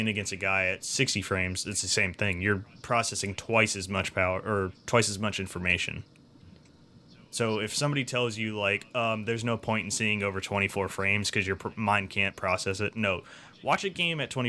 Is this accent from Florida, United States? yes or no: yes; Florida, United States; now in Maryland, United States; I'm also from Florida